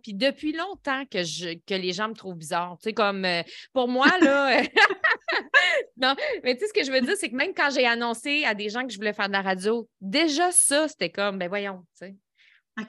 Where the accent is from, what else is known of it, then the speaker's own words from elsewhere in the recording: Lévis, Quebec, Canada; Je viens de euh, Saint-Nicolas, Lévis